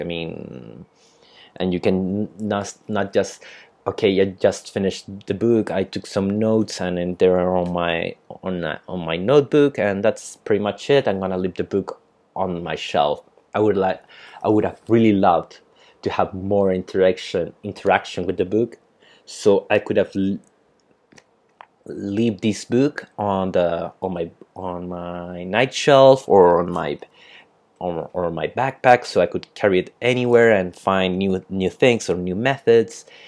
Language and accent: English; Chile; English is a second language